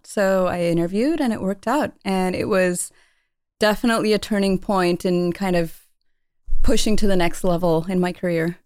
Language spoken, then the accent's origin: English; Palo Alto, California, United States; growing up in the Bay Area, you're always surrounded by high tech